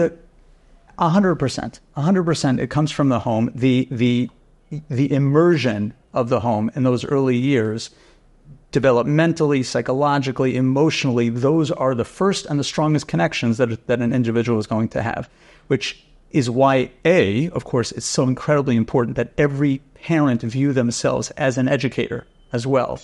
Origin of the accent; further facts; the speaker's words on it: New York City, New York, United States; moved away as an adult; also born or lived in Rochester / Vancouver; I grew up right here in Keegan Hills